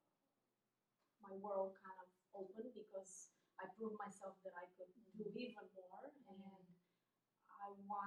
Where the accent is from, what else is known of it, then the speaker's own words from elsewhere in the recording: Romania; moved away as an adult; also born or lived in Italy / United States / Virginia / Washington, D.C.; now in Seoul, South Korea; I grew up in Romania and we had so many churches